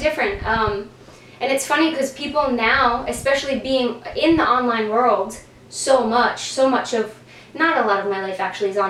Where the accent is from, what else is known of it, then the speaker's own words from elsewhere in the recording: New Jersey, United States; We're in New Jersey right now. So I'm from New Jersey, grew up here.